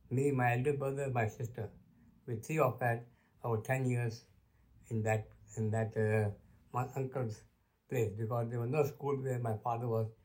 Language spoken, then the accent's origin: English; Kisumu, Kisumu County, Kenya; first language Luo; English is a second language; moved away as an adult; also born or lived in Luanda, Kenya / Nairobi, Kenya / Mbale, Uganda; I was born in Kenya, place called Kisumu, on 22nd January 1935 that my father was station master in a small village called Luanda, a small station where I grown up.